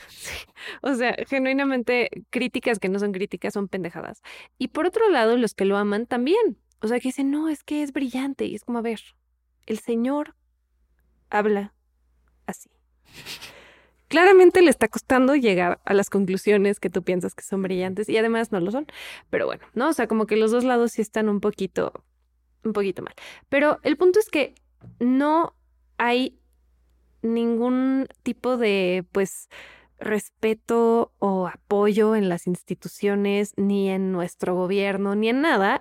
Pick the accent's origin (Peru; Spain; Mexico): Mexico; somos mexicanos